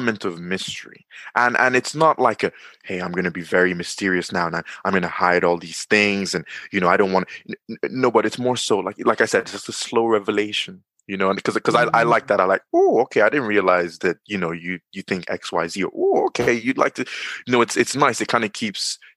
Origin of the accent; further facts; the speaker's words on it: Nigeria; now in Dublin, Ireland; I'm in Dublin, Ireland, but I'm from Nigeria